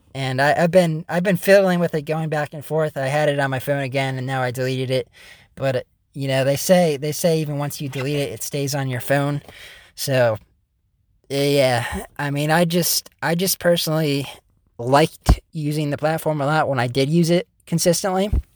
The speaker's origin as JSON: {"language": "English", "country": "United States", "said": "the one guy from America"}